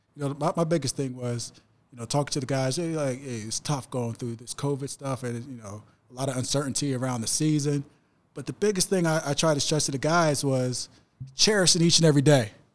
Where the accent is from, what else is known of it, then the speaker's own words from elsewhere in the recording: New Jersey, United States; I grew up in South Jersey